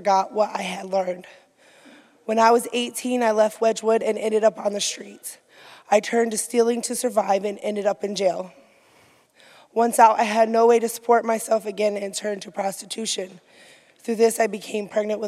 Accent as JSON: {"language": "English", "town": "Grand Rapids", "region": "Michigan", "country": "United States", "tie": "born or raised there", "said": "I was born in Grand Rapids with a different upbringing than most."}